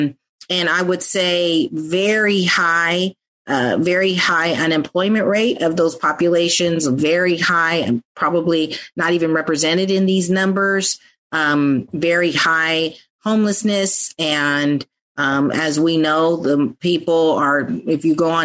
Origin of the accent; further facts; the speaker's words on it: San Francisco, California, United States; I grew up in San Francisco, but in the Western Addition and the Mission District